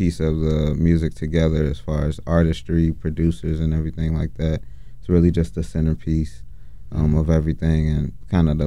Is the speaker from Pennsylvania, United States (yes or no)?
no; Chicago, Illinois, United States; I'm from the south side of Chicago